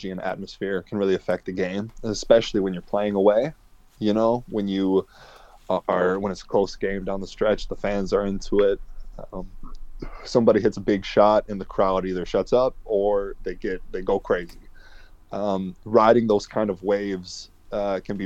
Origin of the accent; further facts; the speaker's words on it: Wisconsin, United States; moved away as an adult; also born or lived in Netherlands; now in Sheffield, United Kingdom; my home state